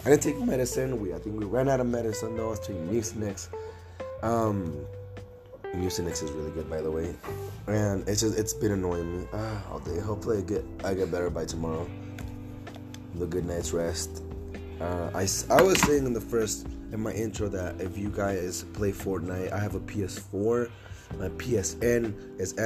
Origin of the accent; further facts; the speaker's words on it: Nevada, United States; also born or lived in Los Angeles, California; Moved to Nevada, I've been here for the rest of my life in Nevada.